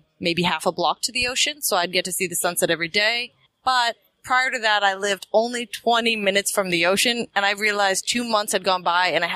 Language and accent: English; Boston, Massachusetts, United States; moved away as an adult; now in San Diego, United States; originally, I am from Boston, but I moved to San Diego 15 years ago